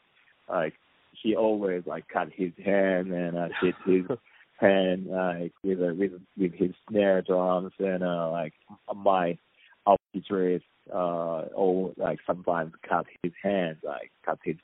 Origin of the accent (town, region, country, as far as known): Japan; English is a second language